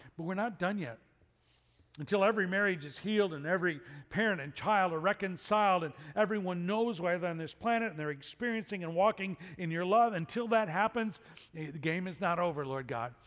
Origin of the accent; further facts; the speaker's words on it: Chicago, Illinois, United States; growing up in Chicago